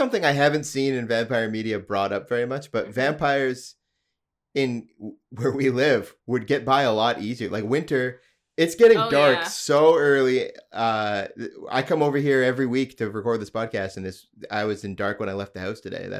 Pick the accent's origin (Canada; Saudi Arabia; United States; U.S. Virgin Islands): Canada; Alberta; I'm from Alberta and it's, I'm from way north.